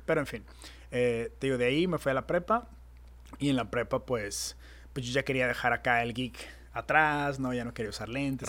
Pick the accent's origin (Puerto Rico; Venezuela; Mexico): Mexico; Tijuana, Baja California; also born or lived in San Diego, United States; En México, aquí que somos wannabe gringos, aquí en Tijuana